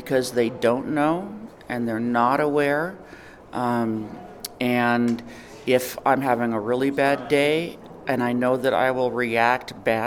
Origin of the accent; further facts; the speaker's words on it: McIntosh, New Mexico, United States; I'm from McIntosh. It's east of the East Mountains.